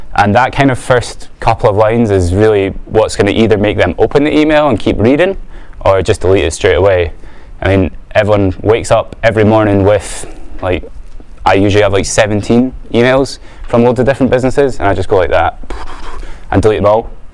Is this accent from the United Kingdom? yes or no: yes; Edinburgh, Scotland, United Kingdom; I'm from Edinburgh